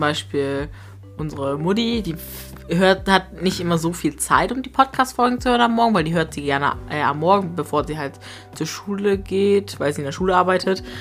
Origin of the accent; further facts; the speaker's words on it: Grasberg, Lower Saxony, Germany; wir sind ja auch seit klein auf damit aufgewachsen